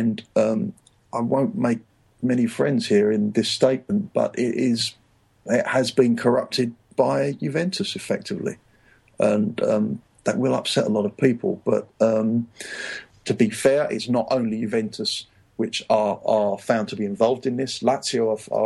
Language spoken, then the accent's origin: English; England, United Kingdom; moved away as an adult; also born or lived in Rome, Italy; I'm English